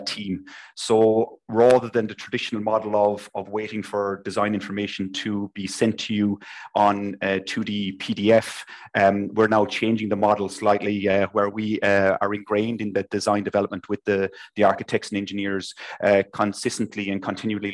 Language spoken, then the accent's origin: English; Limerick, Munster, Ireland; also born or lived in Copenhagen, Denmark; I'm originally from Limerick, so I'm back and forth between the two.